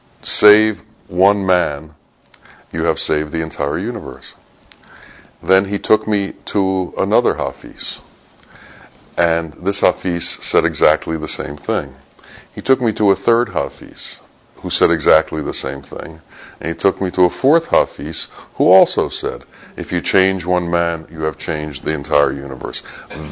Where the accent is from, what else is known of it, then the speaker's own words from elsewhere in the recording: United States; from America